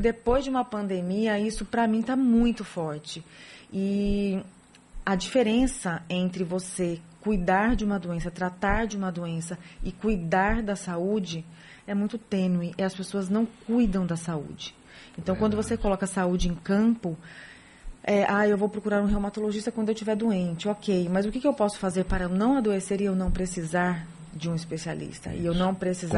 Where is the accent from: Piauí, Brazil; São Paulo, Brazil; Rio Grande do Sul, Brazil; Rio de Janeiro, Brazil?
São Paulo, Brazil; moved away as an adult; now in Salvador, Brazil; Nasci em São Paulo, hum. estudei, nasci, estudei e com 20 e poucos anos, 28 anos, vim para Salvador